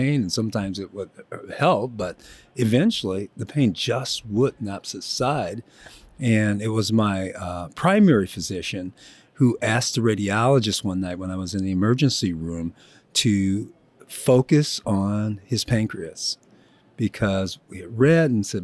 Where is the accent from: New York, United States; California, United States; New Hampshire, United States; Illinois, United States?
Illinois, United States; Joliet; moved away as an adult; I grew up in Joliet, Illinois, family of eight, hardworking Midwestern family.